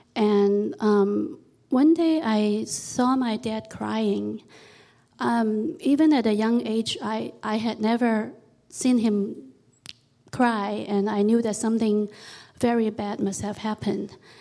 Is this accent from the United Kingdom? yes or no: no; Hong Kong; I was born in Hong Kong, and at that time it was a British colony.